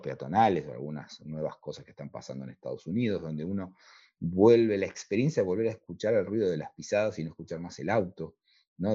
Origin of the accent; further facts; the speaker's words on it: La Plata, Buenos Aires Province, Argentina; para los platenses la ciudad es, esa ciudad fundacional de ese plano modélico, es parte de nuestro ADN